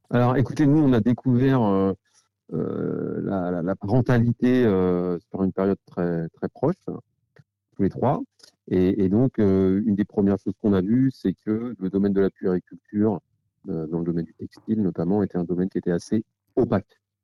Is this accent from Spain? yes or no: no; Vannes, Brittany, France; on est bretons